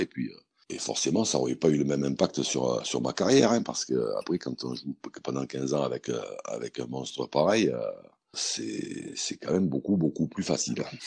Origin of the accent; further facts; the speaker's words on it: Montélimar, Auvergne-Rhône-Alpes, France; moved away as an adult; now in Limoges, France; je suis originaire de Montélimar. même si je suis pas né, mais j'y suis arrivé très jeune